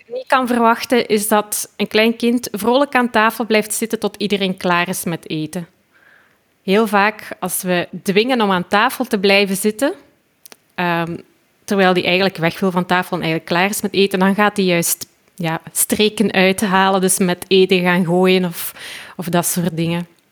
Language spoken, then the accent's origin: Dutch; Belgium; ik kom dus uit België